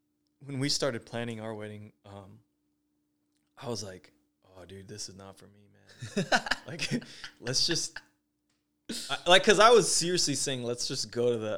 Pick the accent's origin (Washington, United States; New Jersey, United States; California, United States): California, United States; Fair Oaks; I grew up near Fair Oaks, which there's chickens wandering around all the time